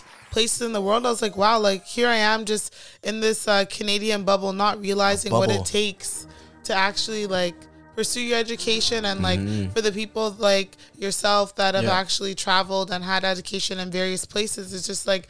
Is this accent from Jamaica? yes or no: yes; Jamaica